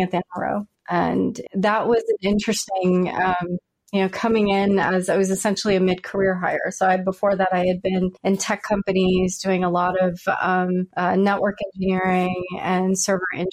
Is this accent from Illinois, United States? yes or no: no; Louisiana, United States; moved away; also born or lived in Virginia; I'm from Louisiana